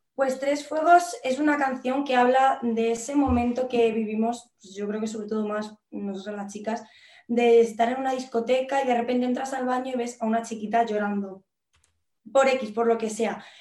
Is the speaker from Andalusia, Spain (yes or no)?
no; Valdemoro, Community of Madrid, Spain; yo soy de un pueblo del sur de Valdemoro. Uy, de Del sur de Madrid que se llama Valdemoro